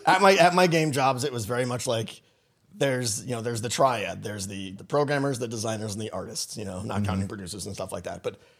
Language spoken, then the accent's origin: English; New England, United States; moved away as an adult; I'm from Connecticut and Massachusetts, Rhode Island, New England boy.